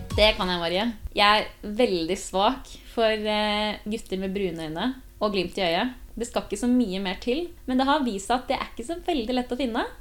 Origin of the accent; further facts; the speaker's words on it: Kolbotn, Akershus, Norway; moved away as an adult; now in Trondheim, Norway; Kommer fra Kolbotn, Norges fineste sted, om jeg får si det selv.